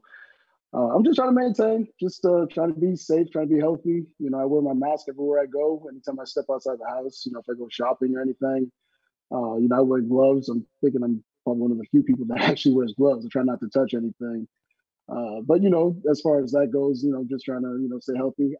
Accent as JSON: {"language": "English", "town": "Boston", "region": "Massachusetts", "country": "United States", "also_born_or_lived": "Miami, Florida / Haiti (parents)", "moved": "yes", "lives_now": "Sacramento, United States", "said": "I'm originally from Boston, Massachusetts."}